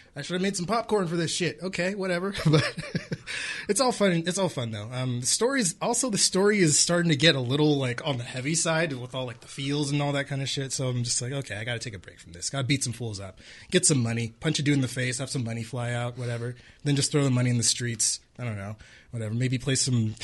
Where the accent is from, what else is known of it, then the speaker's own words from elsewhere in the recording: California, United States; moved away; I'm from California originally. I'd never been snowed on before.